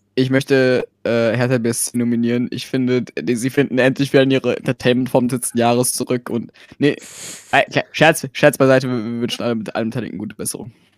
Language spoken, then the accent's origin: German; Cologne, North Rhine-Westphalia, Germany; ich bin nur gebürtiger Kölner